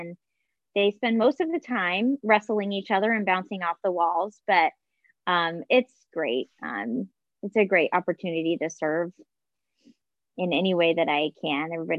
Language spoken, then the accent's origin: English; Southwest, United States; also born or lived in Northeast; And so it was kind of scary, growing up in the Southwest, moving to the Northeast, relatively newlywed still, I was really young.